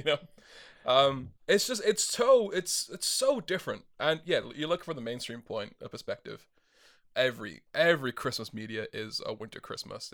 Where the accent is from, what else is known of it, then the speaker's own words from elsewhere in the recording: Wales, United Kingdom; now in New Zealand; I am European. I am from Wales.